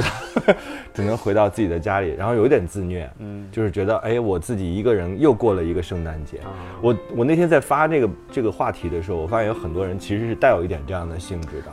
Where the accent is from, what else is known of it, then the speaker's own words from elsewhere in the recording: Shijiazhuang, Hebei, China; 我天津的一个哥来我家玩儿，然后就带着我和我哥去一个，就石家庄第一个肯德基